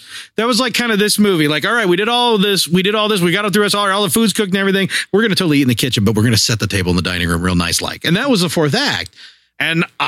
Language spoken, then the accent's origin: English; United States; I'm American